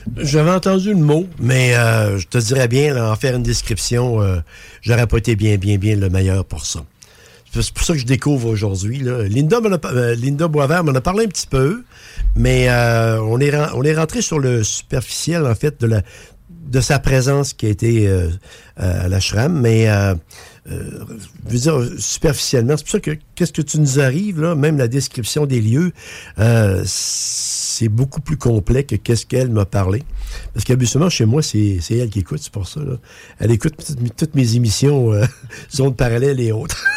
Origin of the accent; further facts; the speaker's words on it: Quebec, Canada; ici chez nous au Québec